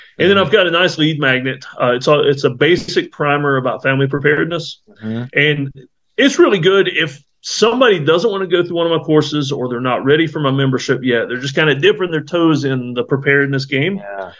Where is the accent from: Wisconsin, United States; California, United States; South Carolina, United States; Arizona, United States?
South Carolina, United States; Myrtle Beach; moved away; I grew up in Myrtle Beach, South Carolina